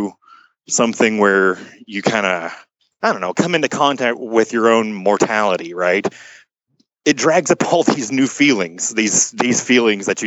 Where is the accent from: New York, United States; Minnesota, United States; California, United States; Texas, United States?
Texas, United States; Garland; I'm from a little town outside of Dallas called Garland